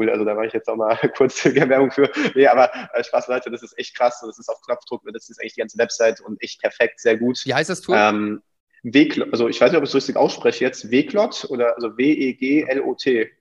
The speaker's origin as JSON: {"language": "German", "country": "Belgium", "said": "die Holländer, ich bin, bin Belgier bin ich ein Fan."}